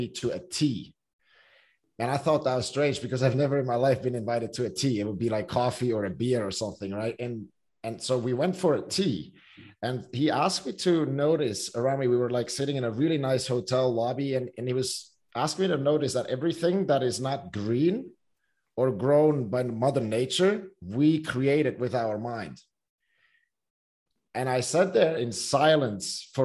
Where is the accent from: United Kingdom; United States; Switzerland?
Switzerland; growing up in Switzerland, swimming is not like a huge sport